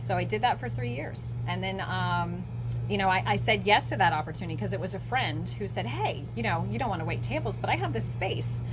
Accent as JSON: {"language": "English", "region": "Florida", "country": "United States", "tie": "born or raised there", "also_born_or_lived": "Outer Banks, North Carolina / Morehead City, North Carolina", "moved": "as an adult", "lives_now": "Atlantic Beach, United States", "said": "I grew up in Florida on the East Coast"}